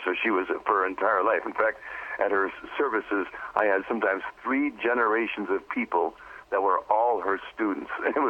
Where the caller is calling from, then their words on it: Pacific Northwest, United States; I'm here in the Pacific Northwest, about 15 miles south of Canada and 6 miles in from the water.